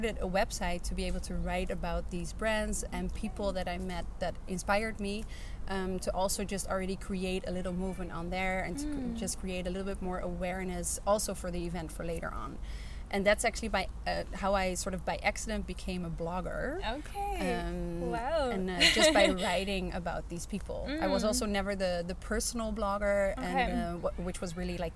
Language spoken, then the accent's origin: English; Netherlands; moved away as an adult; now in Hamburg, Germany; I now live in Hamburg, but I'm originally from the Netherlands